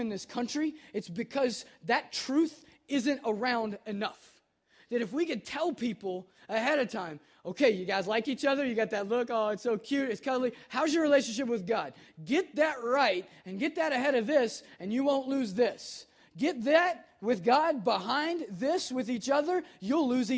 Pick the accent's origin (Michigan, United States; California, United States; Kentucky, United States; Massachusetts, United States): Kentucky, United States; now in Cincinnati, United States; I'm from Kentucky